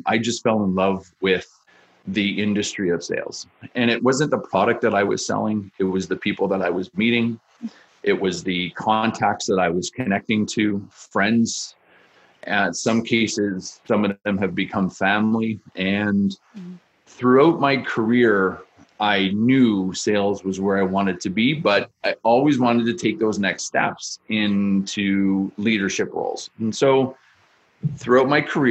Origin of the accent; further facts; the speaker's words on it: Niagara Falls, Ontario, Canada; moved away as an adult; also born or lived in Montreal; I grew up in Niagara Falls